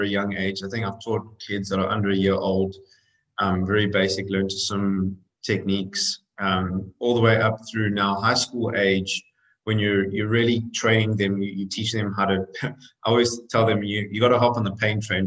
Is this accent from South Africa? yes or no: yes; South Africa; moved away as an adult; now in United States; I'm actually South African originally. I came over to swim in college in the US and, you know, kind of got on the plane at 19